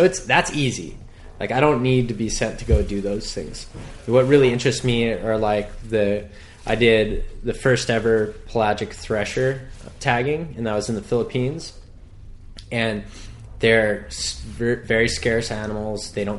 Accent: Hawaii, United States; I always did well in school, but being that I was born and raised on the North Shore, the opportunity came to me.

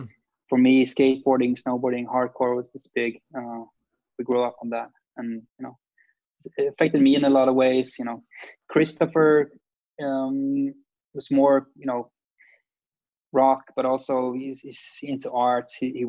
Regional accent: Sweden; I mean, we're grown up in a smaller city, or like, I don't know, the 10th biggest city in Sweden, which is, Bayou Ormesh is a very small town.

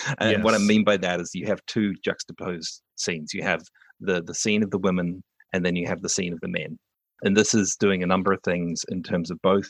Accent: New Zealand; accent: New Zealand; also born or lived in United Kingdom; now in Canada; Like I grew up in New Zealand, so I had an accent that is very typical of a New Zealander, although my parents were British

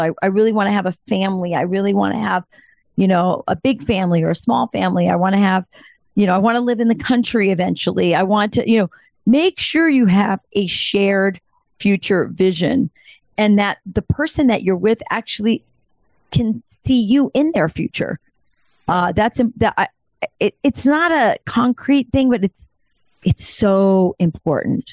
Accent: Southwest, United States; I'm Hispanic from the Southwest

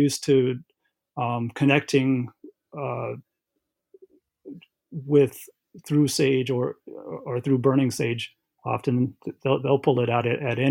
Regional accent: Aquinnah, Massachusetts, United States; I am from Aquina. That's where my DNA, my people are from. That's a small town on the western end of Martha's Vineyard Island

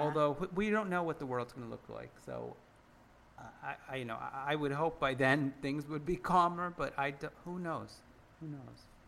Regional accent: United States; we're all American

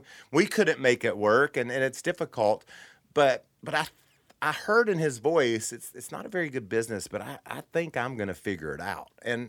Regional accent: the South, United States; I guess especially as a kid growing up in the South, Talladega was scary.

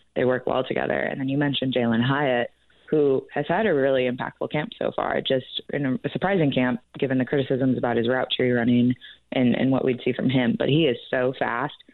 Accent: Chicago, Illinois, United States; moved away; I'm actually originally from Chicago

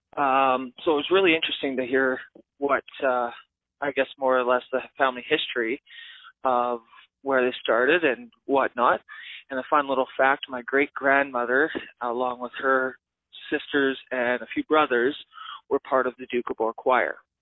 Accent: Kamloops, British Columbia, Canada; I'm from Kamloops

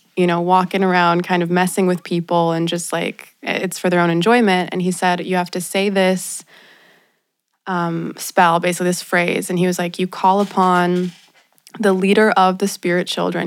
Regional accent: Los Angeles, California, United States; I'm from Los Angeles, and I grew up in a very spiritual household

